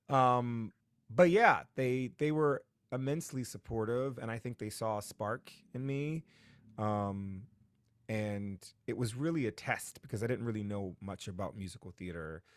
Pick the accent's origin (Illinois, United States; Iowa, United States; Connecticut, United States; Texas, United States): Connecticut, United States; New Haven; I grew up in New Haven, Connecticut